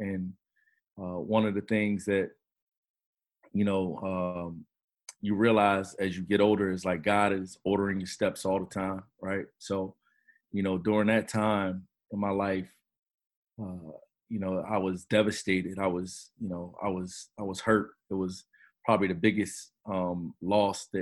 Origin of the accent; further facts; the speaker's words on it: Philadelphia, Pennsylvania, United States; I am from Philadelphia, so to have the opportunity to be a head coach in my hometown is a blessing